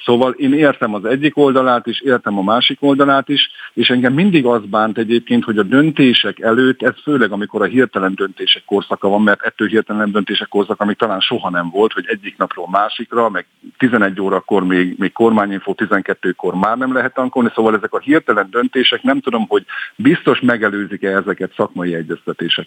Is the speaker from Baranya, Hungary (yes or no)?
no; Hajdú-Bihar, Hungary; accent: Hajdúság; rajtam a beszédemen is hallatszik, hogy na ez egy hajdúsági gyerek